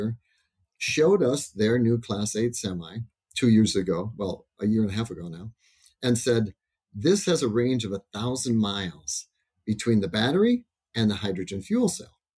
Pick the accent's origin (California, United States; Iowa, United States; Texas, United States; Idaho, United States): Iowa, United States; I grew up in Iowa